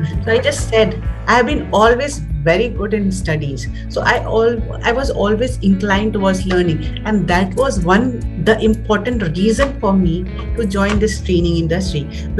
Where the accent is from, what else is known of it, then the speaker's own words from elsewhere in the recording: Patna, Bihar, India; also born or lived in Delhi; I basically belong to Patna, Bihar.